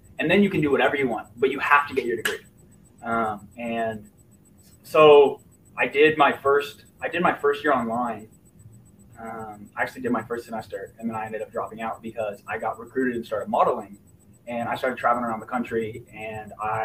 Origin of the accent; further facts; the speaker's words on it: Fishers, Indiana, United States; also born or lived in Lafayette, Indiana; I was born and raised in Indiana. My parents divorced when I was 3, so I kind of had, you know, kind of a split upbringing. My mom lived in Fishers